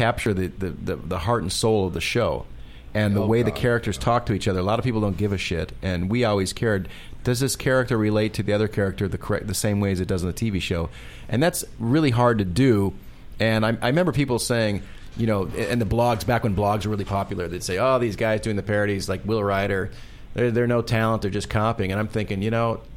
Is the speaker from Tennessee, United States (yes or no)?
no; Milwaukee, Wisconsin, United States; moved away as an adult; also born or lived in Ohio; I grew up in Wisconsin, and when I went to college, I went to Ohio